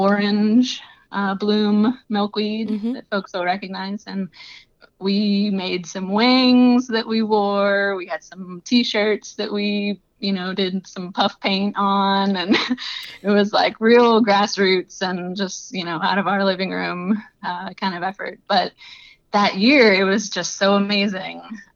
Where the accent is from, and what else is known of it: Southeast Louisiana, United States; moved away as an adult; now in Iowa, United States